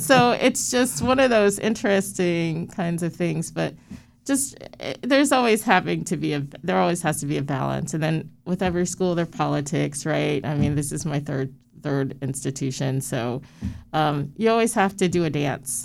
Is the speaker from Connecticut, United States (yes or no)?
yes; Stratford, Connecticut, United States; I grew up in Stratford, Connecticut